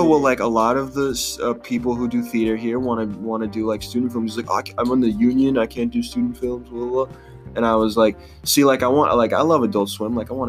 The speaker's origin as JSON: {"language": "English", "town": "Boston", "region": "Massachusetts", "country": "United States", "said": "I was from Boston"}